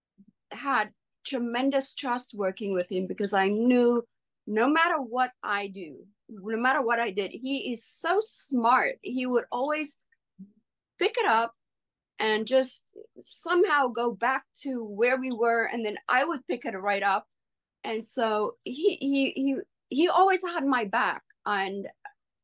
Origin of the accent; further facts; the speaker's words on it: South Africa; first language Afrikaans; English is a second language; moved away as an adult; coming from South Africa, working in a second language. Afrikaans is my first language